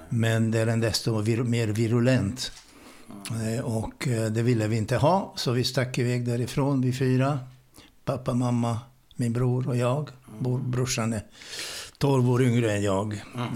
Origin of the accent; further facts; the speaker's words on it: Budapest, Hungary; Swedish is a second language; moved away as an adult; now in Sweden; född ungrare. Bodde i mitt hemland i Budapest i 19 års tid